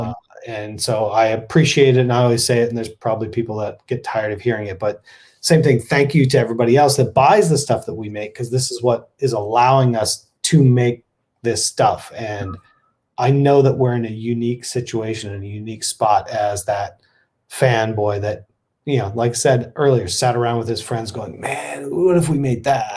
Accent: Texas, United States; moved away; a Texan originally

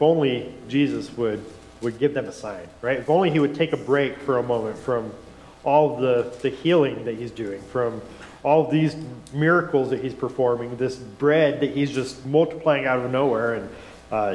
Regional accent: West Valley City, Utah, United States; also born or lived in Wyoming; I grew up in West Valley City

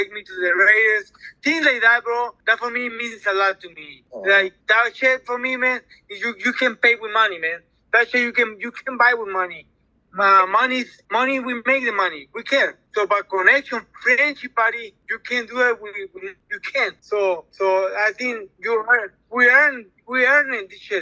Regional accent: Ciudad Obregón, Sonora, Mexico; English is a second language; now in United States; I'm born in Ciudad Obregón, Sonora.

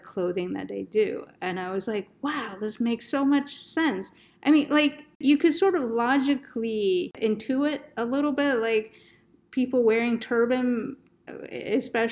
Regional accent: Northeast, United States; moved away; also born or lived in Arizona; I'm from the Northeast originally

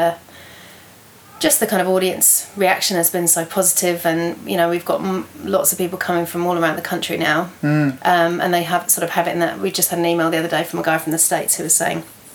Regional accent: near Brighton, South East England, United Kingdom; moved away as an adult; now in Wellington, New Zealand; I grew up near Brighton in the southeast of England.

